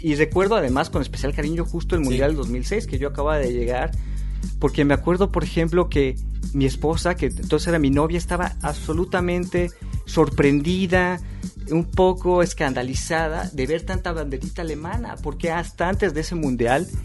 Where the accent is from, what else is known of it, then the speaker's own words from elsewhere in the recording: Naucalpan, State of Mexico, Mexico; moved away as an adult; now in Berlin, Germany; Mexiquense. O sea, nací en el Estado de México. nací en satélite